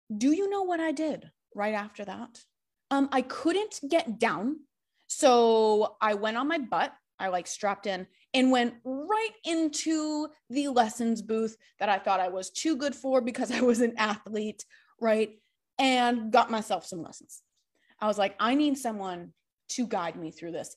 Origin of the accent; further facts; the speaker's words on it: Massachusetts, United States; I grew up in Massachusetts, super close to all these mountains in Vermont and New Hampshire.